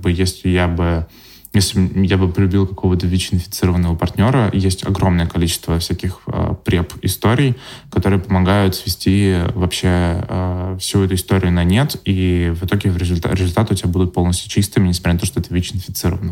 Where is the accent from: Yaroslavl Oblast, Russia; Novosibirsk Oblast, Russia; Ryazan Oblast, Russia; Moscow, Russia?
Yaroslavl Oblast, Russia; Yaroslavl; в моём родном городе Ярославля